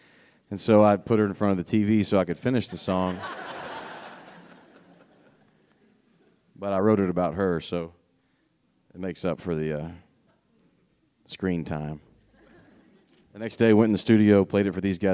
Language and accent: English; Tennessee, United States; I'm from Tennessee